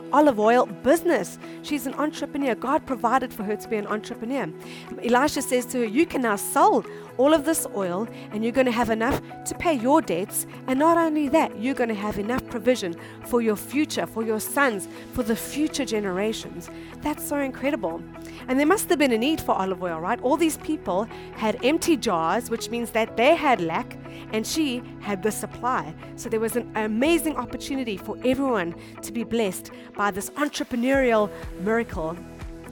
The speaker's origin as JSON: {"language": "English", "country": "South Africa", "moved": "as an adult", "lives_now": "Japan", "said": "we come from South Africa, and South Africa is a third world country"}